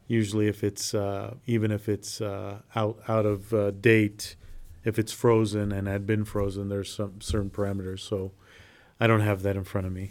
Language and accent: English; Nampa, Idaho, United States; I grew up in South Nampa